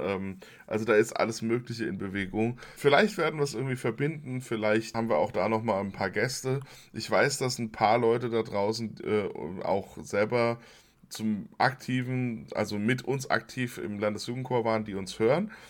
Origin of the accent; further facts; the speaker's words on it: Limburg an der Lahn, Hesse, Germany; ich äh, bei den Domsignaben aufgewachsen bin in Limburg